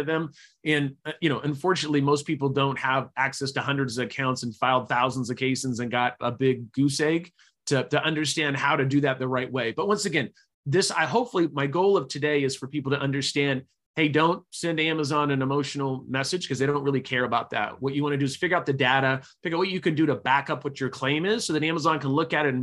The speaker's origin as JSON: {"language": "English", "town": "Sacramento", "region": "California", "country": "United States", "tie": "born or raised there", "also_born_or_lived": "Utah / Chico, California", "said": "I grew up in Sacramento, California. I actually was born in Utah, was there for about 2 weeks"}